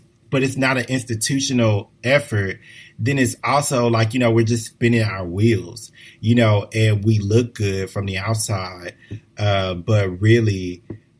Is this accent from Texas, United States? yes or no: yes; Houston, Texas, United States; moved away as an adult; I'm from a large city. You know, I'm originally from Houston, very diverse